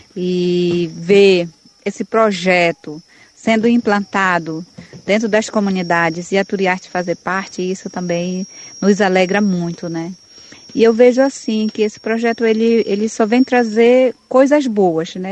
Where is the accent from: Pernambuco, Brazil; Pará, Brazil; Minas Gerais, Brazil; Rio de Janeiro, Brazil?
Pará, Brazil; Atodi community, Arapiuns River; sou lá da comunidade do Atodi, no Rio Arapiuns